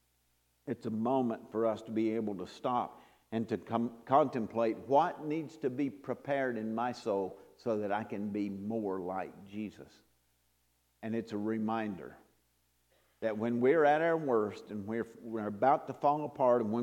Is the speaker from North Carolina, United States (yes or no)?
yes; North Carolina, United States; I'm not from New Orleans, I'm from North Carolina